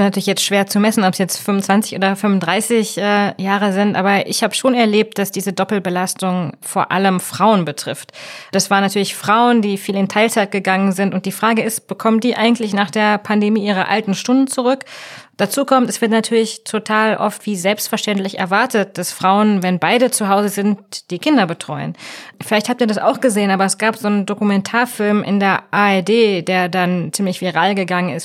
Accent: Germany; bei uns in Deutschland

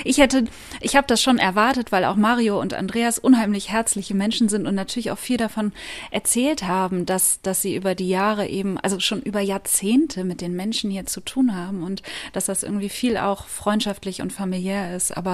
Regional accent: Bremen, Germany; Also ich komme ursprünglich aus Bremen. Ich bin hier aufgewachsen und ich kenne den Laden natürlich von früher.

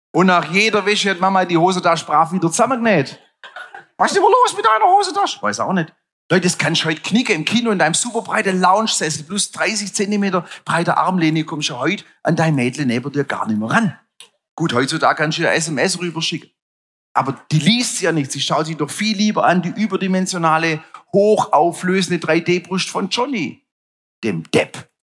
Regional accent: Stuttgart, Baden-Württemberg, Germany

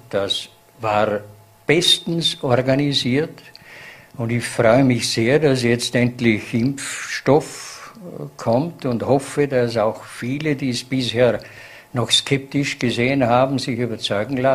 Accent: Vorarlberg, Austria; so wird man es auch als Vorarlberger Gemeinschaft wieder schaffen, hier herauszukommen.

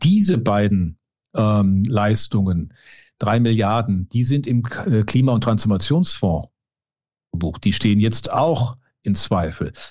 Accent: Düsseldorf, North Rhine-Westphalia, Germany; also born or lived in Cologne; als gebürtiger Düsseldorfer

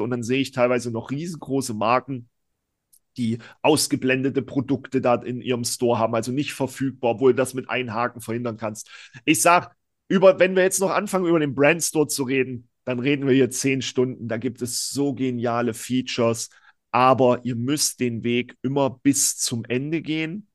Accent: East Germany, Germany; ich bin ja selber Ossi

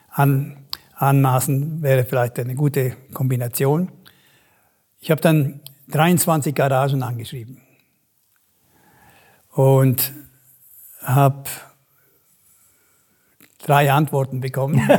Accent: Chur, Graubünden, Switzerland; Nur, da ich, wo ich aufgewachsen bin, in Kur war natürlich nichts los.

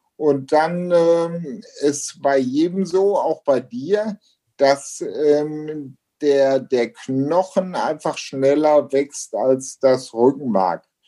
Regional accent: Ruhr area, North Rhine-Westphalia, Germany; also born or lived in Essen; hier bei uns zu Hause in Deutschland, im Ruhrgebiet, an Rheinland, an Rhein und Ruhr

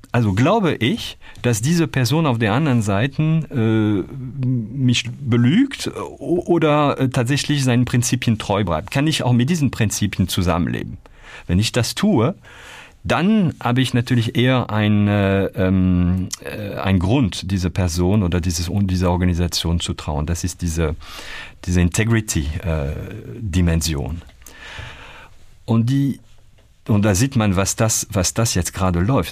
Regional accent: Calais, Hauts-de-France, France; German is a second language; moved away as an adult; also born or lived in Paris, France; now in Germany; Ich bin in, äh, in Calais geboren, also das wirklich an der, äh, also nördlich kann man kaum machen, ganz in der Nähe von, von Großbritannien. Und ähm, ab dort in ein Dorf äh, 5000 Menschen äh, meine Kindheit äh, verbracht

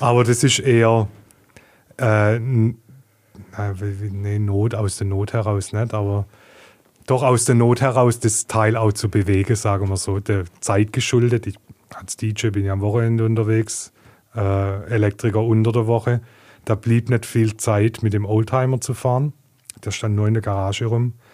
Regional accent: Heilbronn, Baden-Württemberg, Germany; born and raised in Heilbronn, ähm, in Gesundbrunnen geboren, in Neckargardach aufgewachsen

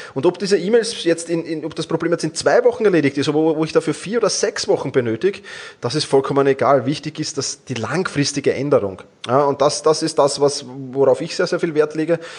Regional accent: Vienna, Austria; ich komme aus Wien

